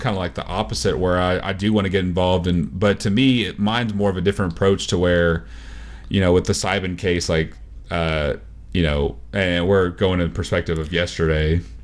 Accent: Texas, United States

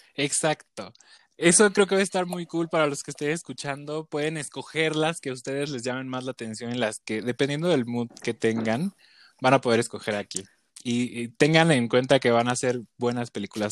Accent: Chiapas, Mexico; moved away; yo soy de Chiapas

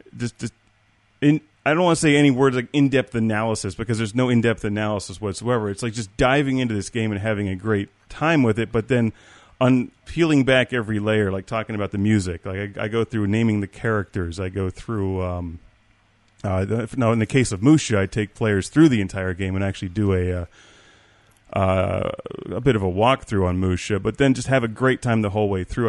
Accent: Pittsburgh, Pennsylvania, United States; I'm from Pittsburgh

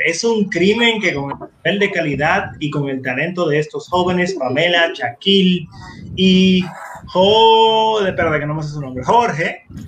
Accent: Dominican Republic; nuestra sociedad, como dominicanos

